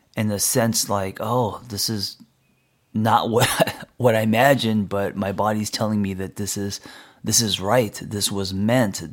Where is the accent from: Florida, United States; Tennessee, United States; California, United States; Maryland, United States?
California, United States; Los Angeles; I grew up in L